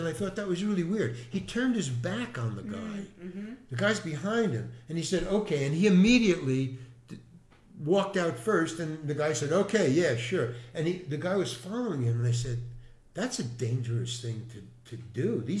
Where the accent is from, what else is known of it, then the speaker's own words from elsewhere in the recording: Far Rockaway, New York, United States; Far Rockaway, Long Island.